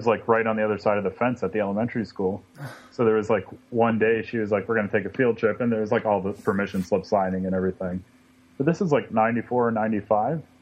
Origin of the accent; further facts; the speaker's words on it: State College, Pennsylvania, United States; I grew up in State College